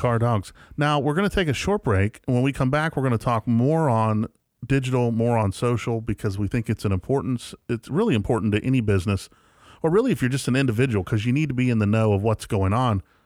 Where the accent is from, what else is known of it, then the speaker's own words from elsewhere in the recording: West Virginia, United States; moved away; also born or lived in Atlanta; I didn't get any culture growing up in West Virginia